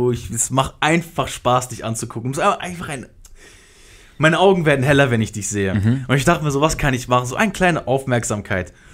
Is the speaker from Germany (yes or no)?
no; North, Iraq; Ich bin Kurde, ich komme aus dem, aus dem Irak, im Norden so.